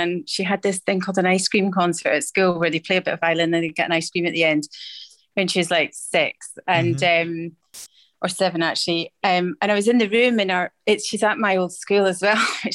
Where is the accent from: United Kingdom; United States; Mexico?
United Kingdom; Edinburgh, Scotland; I was born in Edinburgh